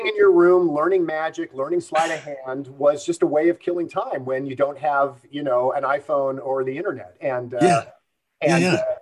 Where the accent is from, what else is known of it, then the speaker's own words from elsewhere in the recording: Los Angeles, California, United States; I grew up in the San Fernando Valley, the northeast part of it, where North Hollywood and Sun Valley kind of come together